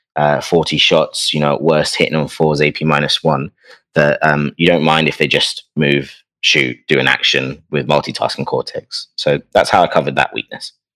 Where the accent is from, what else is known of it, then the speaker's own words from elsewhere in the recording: London, United Kingdom; But I come from London